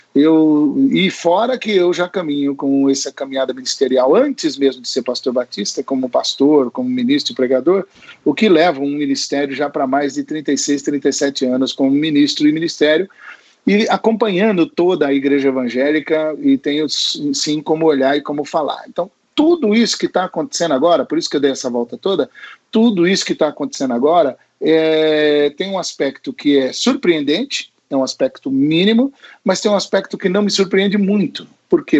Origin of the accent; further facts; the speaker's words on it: Santo André, São Paulo, Brazil; Eu nasci, eu nasci em Santo André, pessoal, na cidade de Santo André, no segundo subdistrito, e vivi, enfim, a minha história e vida de formação acadêmica